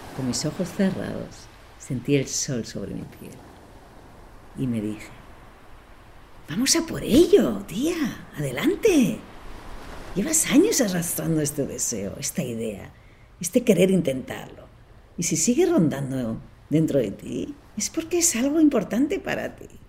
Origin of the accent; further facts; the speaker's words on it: Barcelona, Catalonia, Spain; moved away as an adult; now in Boston, United States; Soy de Barcelona, de padre alemán y madre suiza